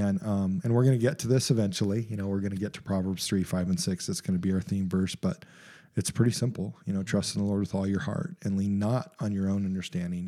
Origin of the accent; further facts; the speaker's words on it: United States; as an American culture